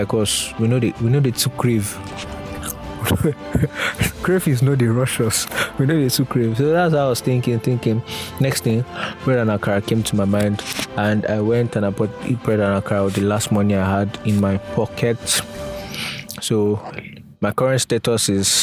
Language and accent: English; Nigeria; I'm a Nigerian.